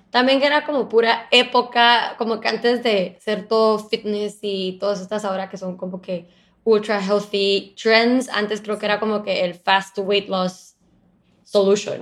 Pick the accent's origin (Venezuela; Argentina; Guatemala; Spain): Guatemala; moved away as an adult; also born or lived in Boston / Miami; creciendo en Guatemala